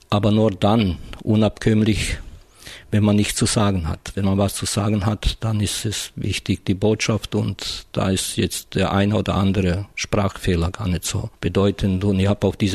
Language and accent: German; Croatia; ob das mit dem Arbeitersein und Gewerkschafter zusammenhängt oder mit meiner Herkunft, nämlich äh, als Kroate.